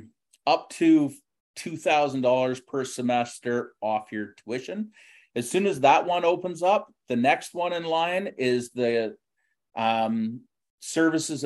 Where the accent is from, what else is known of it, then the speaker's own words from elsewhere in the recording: Richmond, British Columbia, Canada; I grew up in Richmond.